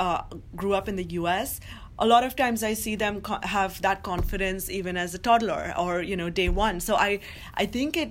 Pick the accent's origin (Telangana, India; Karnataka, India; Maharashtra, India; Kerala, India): Maharashtra, India; Mumbai; moved away as an adult; now in New York, United States; who I grew up with in Mumbai